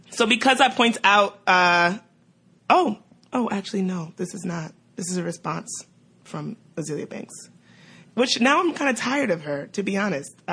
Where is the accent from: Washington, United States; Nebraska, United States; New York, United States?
New York, United States; New York City; Shout out to New York. We're from Brooklyn.